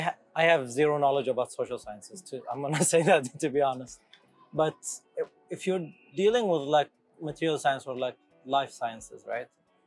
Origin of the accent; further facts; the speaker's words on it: Yemen; I mean we're both from Yemen